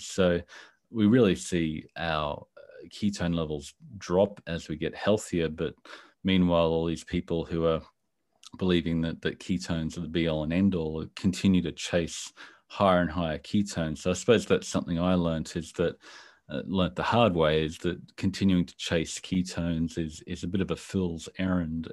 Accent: Brisbane, Queensland, Australia; I'm from Brisbane, Australia, other side of the world from you

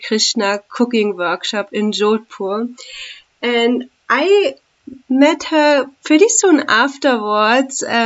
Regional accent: Germany; moved away as an adult; now in India; from Germany and have been living in India since 2009

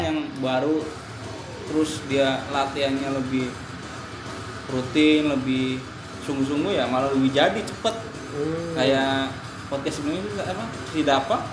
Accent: Brebes, Central Java, Indonesia; accent: Jawa medok; moved away as an adult; also born or lived in Semarang; now in Jakarta, Indonesia; gua orang Jawa, jadi tahu bahasanya

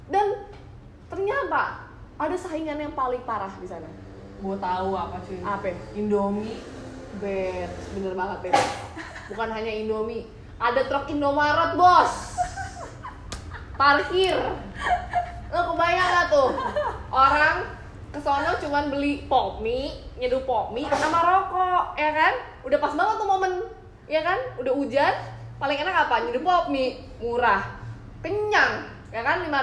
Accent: Java, Indonesia; untungnya nih gue orang Jawa nih masih ada untungnya

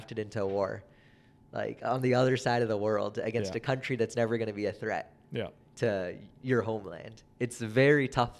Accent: Canada; I'm very proud to say that I'm Canadian because people will assume I'm American just because, like, we kind of come from that part of the world

